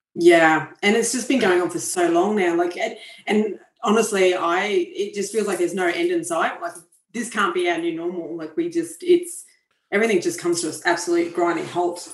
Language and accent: English; Queensland, Australia; Queensland, which is actually my home state